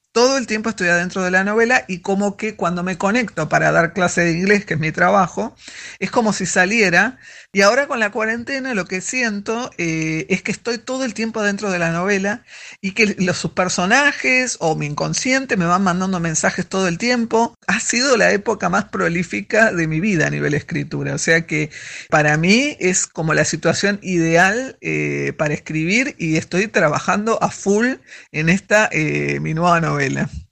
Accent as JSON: {"language": "Spanish", "region": "Buenos Aires", "country": "Argentina", "said": "yo soy porteña de pura cepa"}